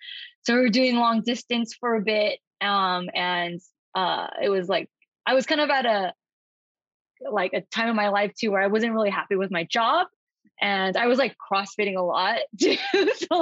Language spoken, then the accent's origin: English; California, United States; from California, born and raised.